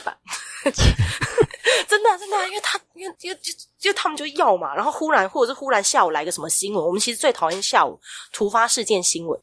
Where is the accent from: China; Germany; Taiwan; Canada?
Taiwan; Kaohsiung; 因为我是高雄人，高雄最有名的是中华艺校嘛